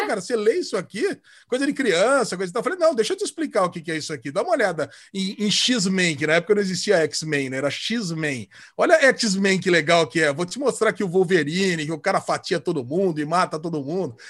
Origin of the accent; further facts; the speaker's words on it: Campinas, São Paulo, Brazil; Aí eu saí do Estreado São João para ir para o São José, aqui de Campinas. Depois eu fui para ETEC